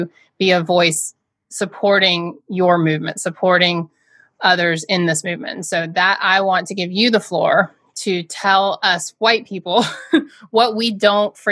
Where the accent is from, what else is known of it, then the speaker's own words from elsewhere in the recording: Georgia, United States; now in Massachusetts, United States; I'm from Georgia